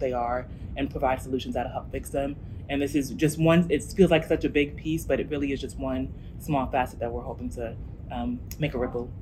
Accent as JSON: {"language": "English", "region": "New Jersey", "country": "United States", "moved": "as an adult", "lives_now": "Memphis, United States", "said": "I'm originally from New Jersey, um, and my family's been in Memphis for about 10 years"}